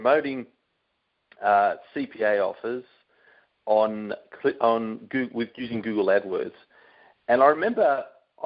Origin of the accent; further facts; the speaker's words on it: Sydney, New South Wales, Australia; moved away as an adult; now in Brisbane, Australia; I'm from Sydney originally, and I moved up here to Brisbane about 14 years ago